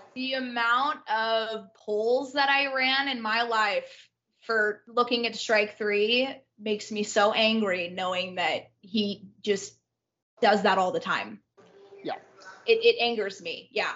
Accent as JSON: {"language": "English", "area": "Orange County", "region": "California", "country": "United States", "tie": "born or raised there", "said": "born and raised in Orange County, California"}